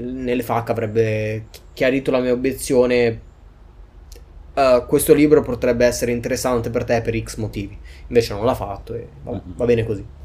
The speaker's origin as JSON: {"language": "Italian", "town": "Milan", "region": "Lombardy", "country": "Italy", "said": "Insomma, ho fatto questi esperimenti gourmet da milanese, ma con roba calabrese."}